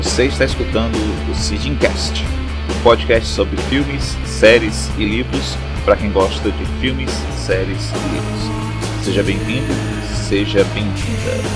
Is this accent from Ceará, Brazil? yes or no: yes; Maranguape, Ceará, Brazil; aqui na cidade onde eu nasci e vivo até hoje, Maranguape, Ceará